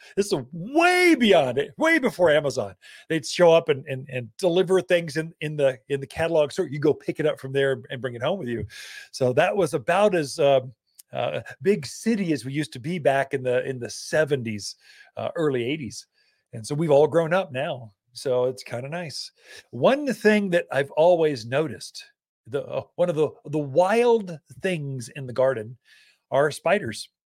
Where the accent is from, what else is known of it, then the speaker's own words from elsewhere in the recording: Prescott, Arizona, United States; Now, I grew up in Prescott, Arizona. So this Central Highlands area.